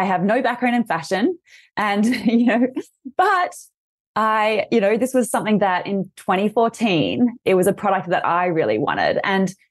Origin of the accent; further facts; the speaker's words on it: Australia; accent: Australian; I'm Australian, as you'll hear from my accent, and I'm based in Sydney right now